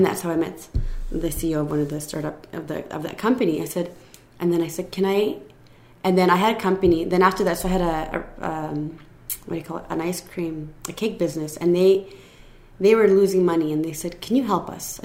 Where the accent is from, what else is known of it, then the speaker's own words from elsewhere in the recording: Canada; I was born in Canada